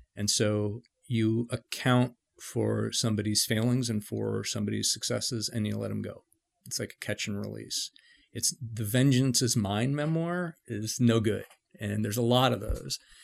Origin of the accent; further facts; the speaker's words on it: San Francisco, California, United States; I grew up in San Francisco, uh, you know, in, in the mid-seventies